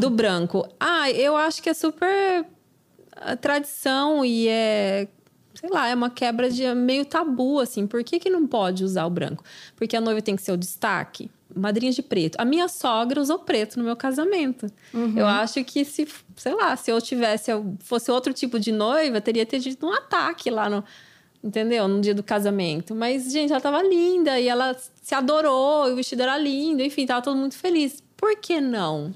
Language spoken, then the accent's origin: Portuguese; Brazil; moved away; aquela coisa que a gente faz, né, como brasileira